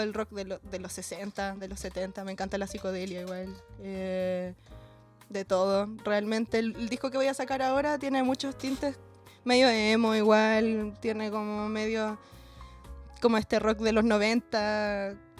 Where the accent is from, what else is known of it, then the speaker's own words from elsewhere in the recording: Talcahuano, Biobío, Chile; moved away as an adult; also born or lived in Chiguayante; now in Santiago, Chile; yo soy de Talcahuano ¿no? Viví en Chihuayante igual como en mi adolescencia, que es una ciudad bastante cerca de Talcahuano, donde llovía caleta cuando era chica